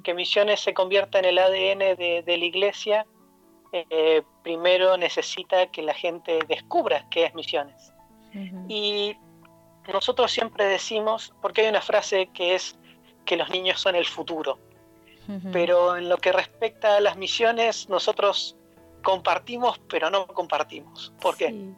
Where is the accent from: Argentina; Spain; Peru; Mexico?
Argentina; Neuquén; moved away as an adult; also born or lived in Buenos Aires, Argentina / Poland; now in Latvia; yo nací en Argentina, en la ciudad de Neuquén, que es en la Patagonia